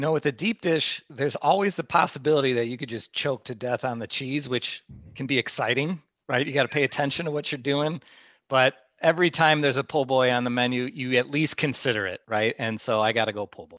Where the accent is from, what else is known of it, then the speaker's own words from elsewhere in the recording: Midwest, United States; growing up in the Midwest